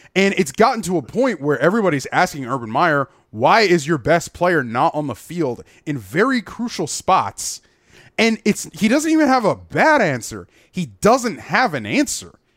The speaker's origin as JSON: {"language": "English", "town": "Gainesville", "region": "Florida", "country": "United States", "tie": "born or raised there", "moved": "as an adult", "said": "I grew up in Gainesville, Florida."}